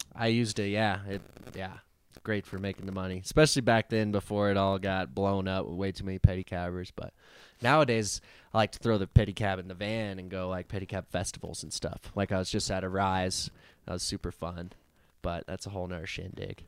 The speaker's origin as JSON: {"language": "English", "town": "Woodland Park", "region": "Colorado", "country": "United States", "tie": "born or raised there", "said": "in the great city of Woodland Park, Colorado"}